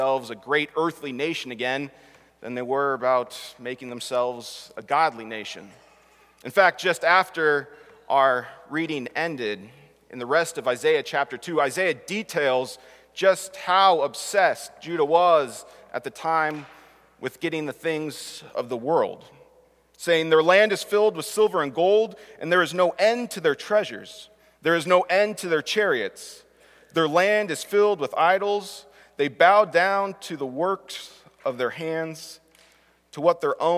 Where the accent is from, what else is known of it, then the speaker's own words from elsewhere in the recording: Southern California, United States; growing up, even in Southern California